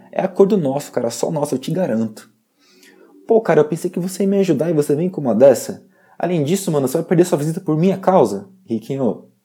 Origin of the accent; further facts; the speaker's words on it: São Paulo, Brazil; Eu sou do interior de São Paulo. A minha família é muito rica e eu sempre tive tudo o que eu quis.